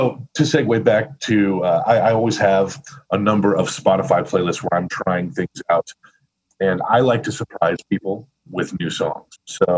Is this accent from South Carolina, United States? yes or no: no; Missouri, United States; now in Chicago, United States; I had a unique thing in Chicago because I came from Missouri.